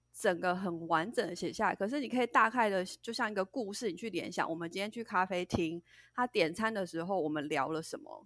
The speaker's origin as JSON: {"language": "Chinese", "country": "Taiwan", "tie": "born or raised there", "also_born_or_lived": "United States", "moved": "as an adult", "said": "其实我就是跟大家一样，就是土生土长的一个台湾人。那其实我一直是到了，呃，到大学毕业以后，我才到美国念书。那从小到大学这段时间，我其实都是在台湾"}